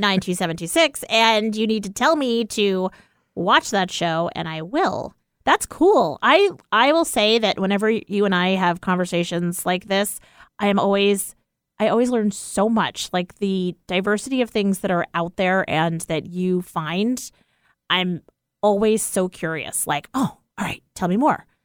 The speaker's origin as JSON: {"language": "English", "region": "East Coast", "country": "United States", "moved": "yes", "said": "We're from the East Coast originally"}